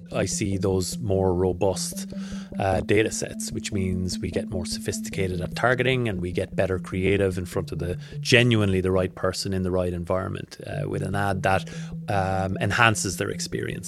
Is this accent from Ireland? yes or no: yes; Ireland; moved away as an adult; now in Australia; I'm not from around here. I'm Irish. I've been in Australia for six years.